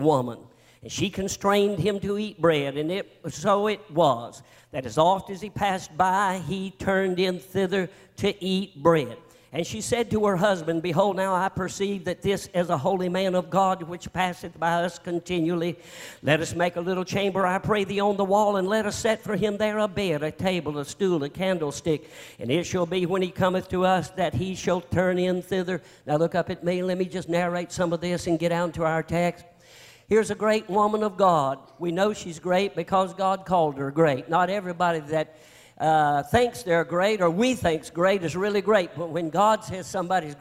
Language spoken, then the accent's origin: English; North Carolina, United States; I'm from North Carolina